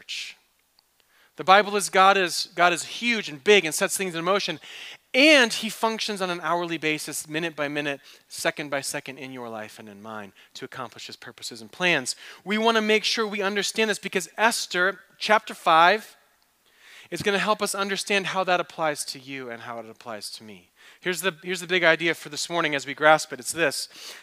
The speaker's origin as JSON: {"language": "English", "region": "East Coast", "country": "United States", "tie": "born or raised there", "also_born_or_lived": "Michigan", "moved": "yes", "lives_now": "Phoenix, United States", "said": "I grew up on the East Coast."}